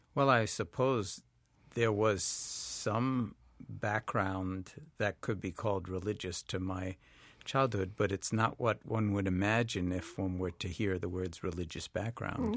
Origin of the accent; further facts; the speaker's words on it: New York City, New York, United States; I grew up in New York City in Washington Heights